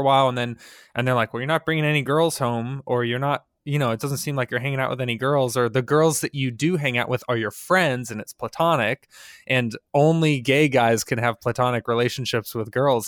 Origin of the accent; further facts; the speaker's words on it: United States; as an American